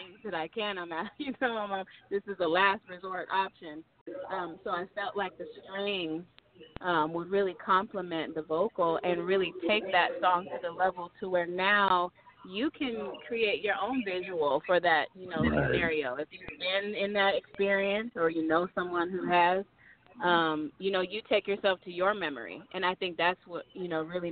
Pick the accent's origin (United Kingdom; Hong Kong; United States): United States; Sacramento, California; moved away as an adult; also born or lived in Michigan; now in Southern California, United States; I'm from Michigan originally, but I grew up in Sacramento